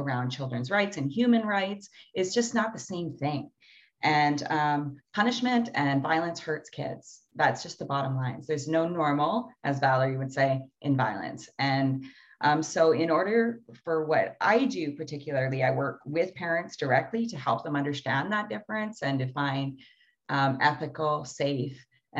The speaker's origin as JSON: {"language": "English", "country": "Canada", "tie": "born or raised there", "said": "the way that we grew up in Canada now and our history that brought this here."}